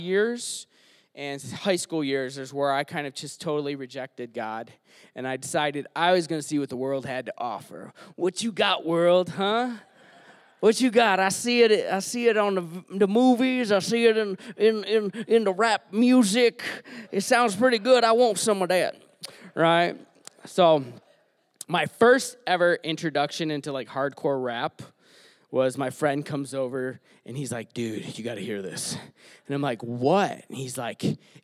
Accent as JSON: {"language": "English", "town": "Detroit", "region": "Michigan", "country": "United States", "tie": "born or raised there", "said": "So I grew up in Detroit. I'm from Michigan. I grew up on 8 Mile"}